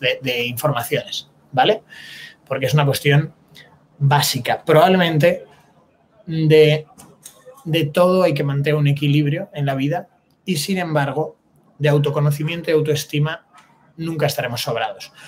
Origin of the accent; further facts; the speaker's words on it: Spain; para ser español